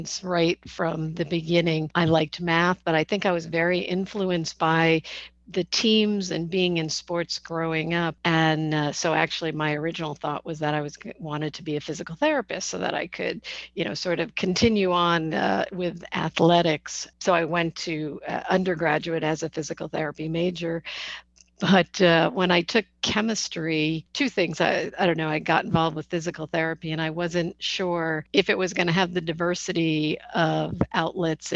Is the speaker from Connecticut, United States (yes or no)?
yes; Connecticut, United States; I happen to grow up in Connecticut, just an hour north of where I live now